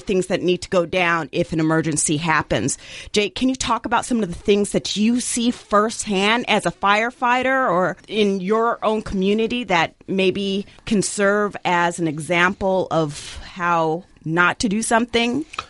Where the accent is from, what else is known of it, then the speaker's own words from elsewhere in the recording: Jamaica; I'm, I'm Jamaican